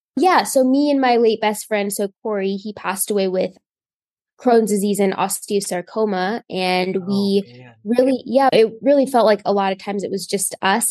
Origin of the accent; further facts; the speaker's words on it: Indiana, United States; I am from Indiana. I've gotten care in Indiana my whole life